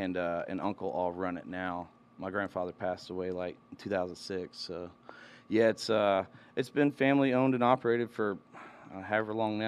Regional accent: Camden, Arkansas, United States; moved away as an adult; also born or lived in Little Rock, Arkansas; now in Austin, United States; I've been down there 13 years. Yeah. So it's but I was born in Little Rock, raised in Camden, Arkansas. But, yeah, 13 years ago, found my way down there and found my life, my wife, call it home now.

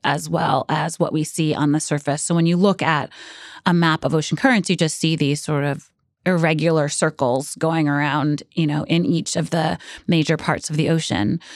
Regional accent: New York City, New York, United States; I grew up in Brooklyn and I never thought I lived in a coastal city.

